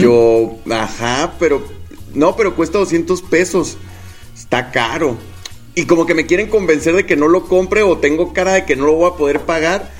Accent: Guadalajara, Jalisco, Mexico; soy de Guadalajara

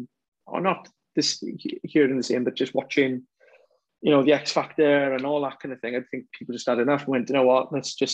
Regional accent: Welsh, Wales, United Kingdom; we're Welsh

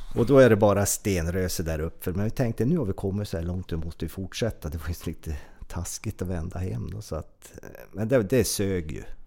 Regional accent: Trehörningsjö, Västernorrland County, Sweden; jag är ju född i en eh, kommun, Örnsköldsviks kommun, där det fanns ett BB. Min födelseort är ju Trehörners, en liten, liten, liten ort

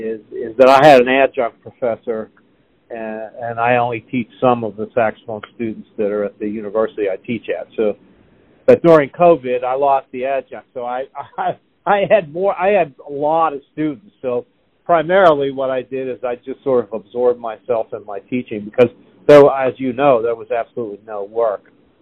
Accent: Pittsburgh, Pennsylvania, United States; now in Nashville, United States

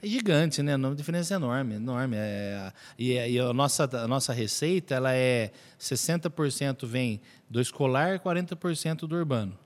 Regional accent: Mogi Mirim, São Paulo, Brazil; now in Araras, Brazil; Eu sou nascido em Mojimirim

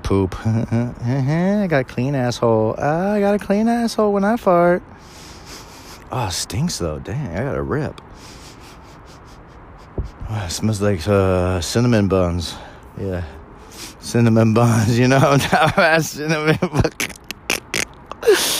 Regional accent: California, United States; born or raised there

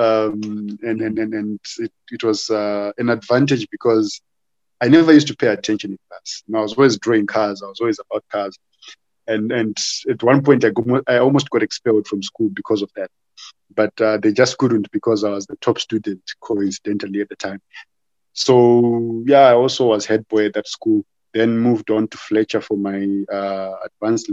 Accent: Harare, Zimbabwe; I was born in Harare, and I was living in Warren Park, went to school at Alfred Bate Primary in Marlborough

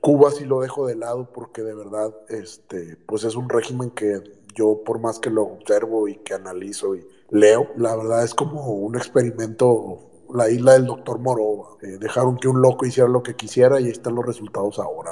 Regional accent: Mexico; yo soy mexicano

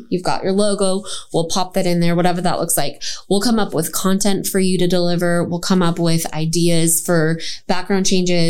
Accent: Minneapolis, Minnesota, United States; now in Texas, United States; I'm from Minneapolis.

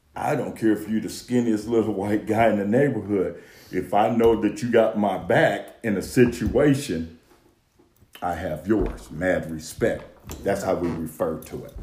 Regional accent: Detroit, Michigan, United States; I'm from Detroit, Michigan

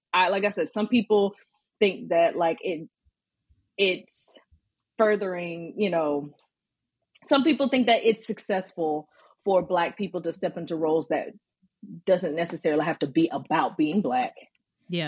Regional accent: Birmingham, Alabama, United States; now in Atlanta, United States; I'm originally born and raised in Birmingham, Alabama, you know, Southern. Southern girl

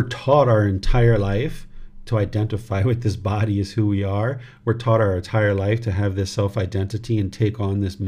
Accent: United States; This physical body was born in America

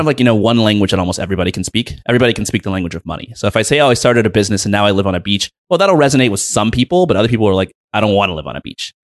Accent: United States; I was born in the United States of America.

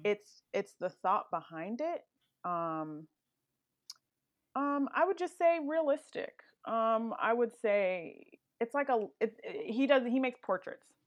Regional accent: Woodbridge, Virginia, United States; also born or lived in Brooklyn, New York; I actually grew up in Northern Virginia, more specifically Woodbridge, Virginia

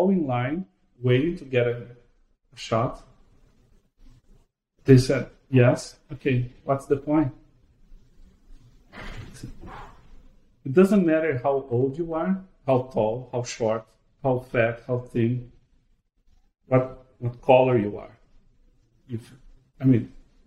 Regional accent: Brazil; moved away; I am originally from Brazil

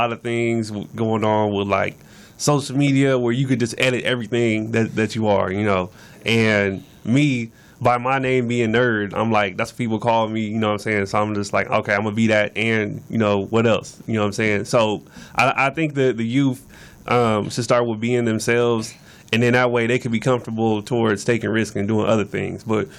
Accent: Los Angeles, California, United States; born or raised there; also born or lived in Venice, Los Angeles / Inglewood / Culver City / Compton

